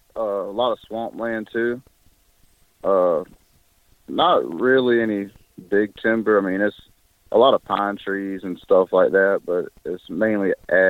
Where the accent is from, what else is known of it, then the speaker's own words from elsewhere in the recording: South Carolina, United States; I'm from South Carolina in the Low Country, and I'm a welder right now.